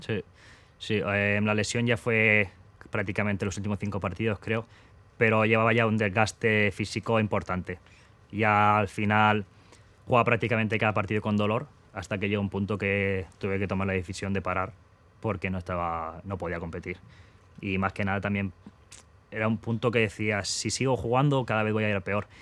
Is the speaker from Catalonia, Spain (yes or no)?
yes; Castelldefels, Catalonia, Spain; moved away as an adult; now in Seville, Spain; me empezó en el fútbol en Castelldefels, en mi pueblo